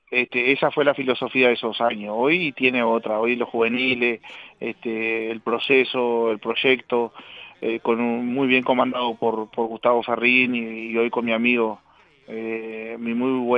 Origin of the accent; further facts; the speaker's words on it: Casablanca, Valparaíso, Chile; a mis amigos este, y a la gente de Casablanca acá en mi pueblo que que bueno, en algún